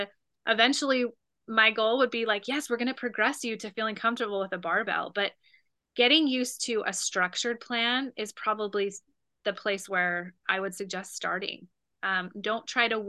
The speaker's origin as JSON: {"language": "English", "region": "Utah", "country": "United States", "tie": "born or raised there", "also_born_or_lived": "California", "moved": "yes", "lives_now": "Wisconsin, United States", "said": "originally I'm from Utah. And so I grew up with all four seasons, but coming from California"}